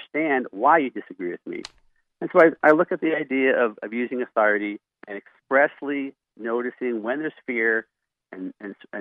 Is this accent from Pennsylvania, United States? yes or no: yes; Philadelphia, Pennsylvania, United States; moved away as an adult; now in Montana, United States; I'm from Philadelphia. I thought until I was 18 years old and went to Bible college that there were only about 100 Christians in Philadelphia because that's how many Christians went to my church.